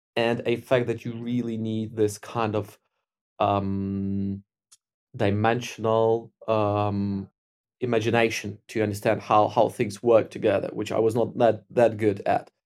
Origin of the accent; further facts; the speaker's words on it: Ukraine; I grew up in Ukraine